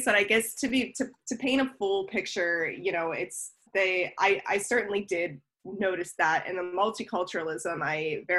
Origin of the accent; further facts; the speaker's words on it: Olney, Maryland, United States; now in Pittsburgh, United States; I grew up in Olney, Maryland, which is a suburb outside of the DC area.